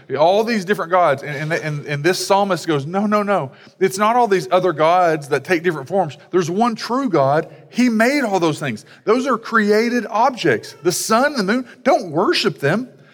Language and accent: English; United States; as American Christians